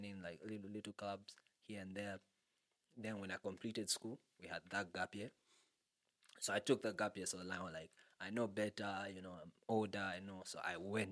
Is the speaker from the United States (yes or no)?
no; Zambia; I'm from Riverside